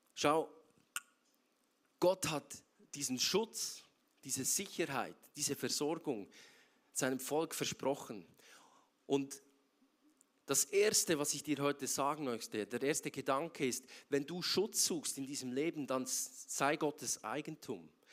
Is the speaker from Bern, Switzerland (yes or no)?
yes; Bern, Switzerland; moved away as an adult; now in Zurich, Switzerland; Ich bin ursprünglich aus Bern und äh, schon länger jetzt in Zürich, seit sieben Jahren